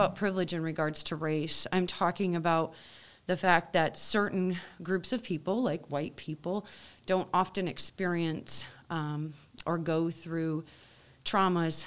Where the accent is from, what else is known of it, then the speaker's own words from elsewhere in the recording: Rockford, Illinois, United States; I was raised in the Rockford School District, so I went to a much more diverse school.